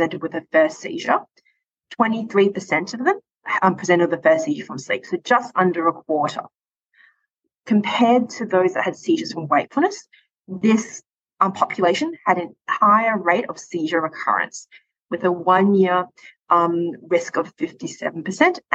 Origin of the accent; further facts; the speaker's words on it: Perth, Western Australia, Australia; moved away as an adult; now in Calgary, Canada; I'm originally from Perth, Western Australia